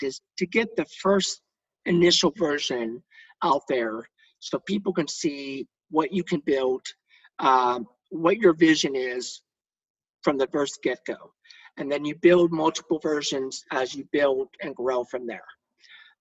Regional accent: Texas, United States; born or raised there

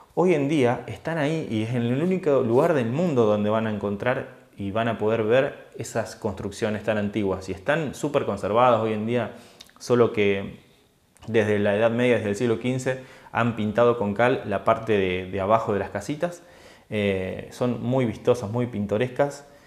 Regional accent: Argentina; moved away as an adult; now in Italy; cuando logré irme de Argentina y estuve un tiempo fuera de mi país

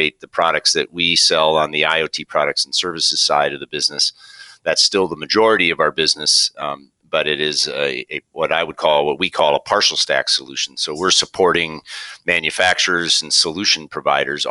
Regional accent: Minnesota, United States; also born or lived in New York; Grew up in Minnesota, born and raised in Minnesota

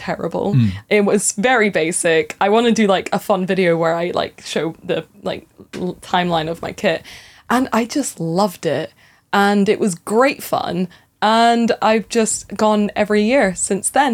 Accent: Edinburgh, Scotland, United Kingdom; also born or lived in Aberdeen; I am from Edinburgh Ways. I went to uni in Aberdeen. I've been all over Scotland

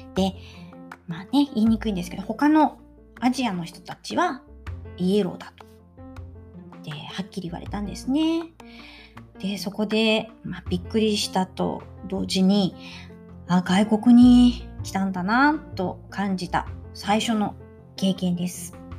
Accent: Japan; also born or lived in Italy; 自分が日本人である

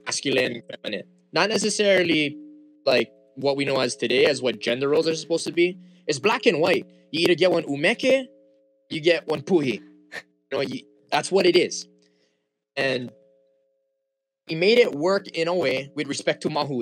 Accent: Wailua Nui, Hawaii, United States; first language Hawaiian; English is a second language; also born or lived in Haiku, Maui; I'm from Haiku, Maui, raised in Wailua Nui

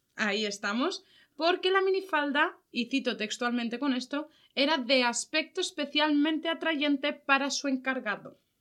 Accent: Valencia, Valencian Community, Spain; nosotras somos de Valencia

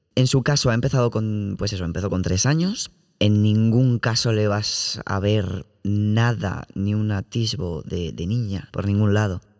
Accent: Community of Madrid, Spain; yo es que soy de la Comunidad de Madrid

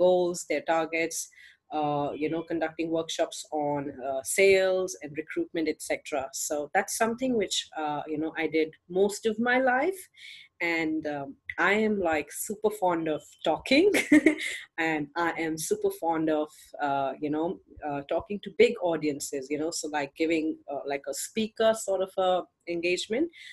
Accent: India; I'm from India, and I'm a single mom, and I live here with my parents

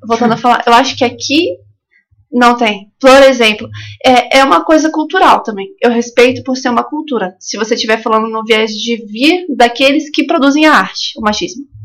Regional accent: Santos, São Paulo, Brazil; also born or lived in São Sebastião, São Paulo / São Mateus, Espírito Santo; nascida, né, natural de São Sebastião, de São Paulo, mas eu cresci boa parte da primeira infância, até os 9 anos, em São, em São Mateus, no Espírito Santo, e aí o restante foi em Santos, São Vicente, ali no litoral de São Paulo

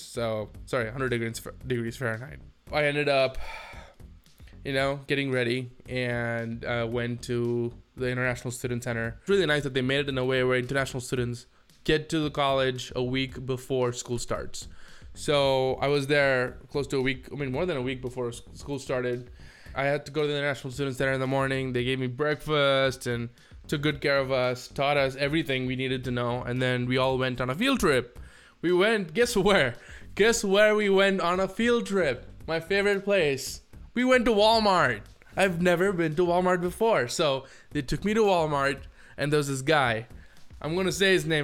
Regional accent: India; moved away as an adult; now in United States

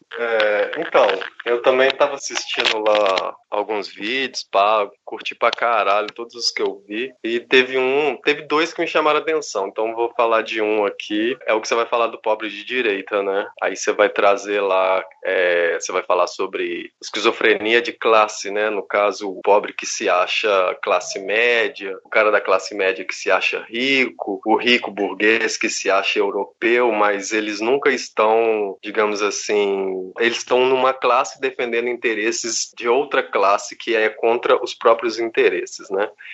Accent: Belo Horizonte, Minas Gerais, Brazil; Sou de BH também

